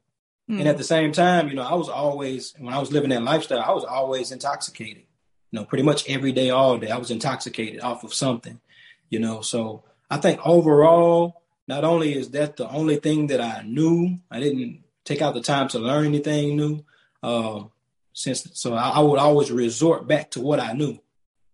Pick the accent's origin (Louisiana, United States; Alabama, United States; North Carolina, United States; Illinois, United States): Alabama, United States; moved away; me growing up in Alabama and my mom and my grandma instilling faith in me